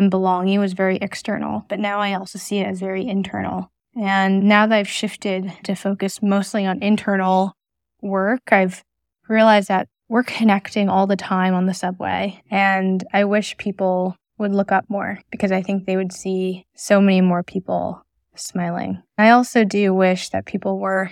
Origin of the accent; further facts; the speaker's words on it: New York City, New York, United States; I grew up in Brooklyn and have lived here pretty much my entire life